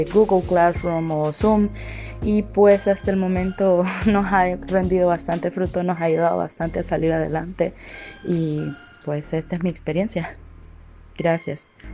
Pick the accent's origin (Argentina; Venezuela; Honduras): Honduras; soy de Honduras